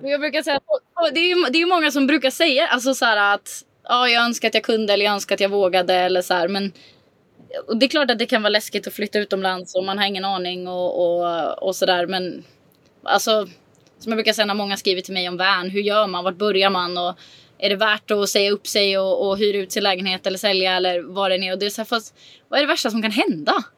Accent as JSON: {"language": "Swedish", "country": "Sweden", "moved": "as an adult", "lives_now": "Mallorca, Spain", "said": "har väl aldrig egentligen för det första känt mig hemma i Sverige"}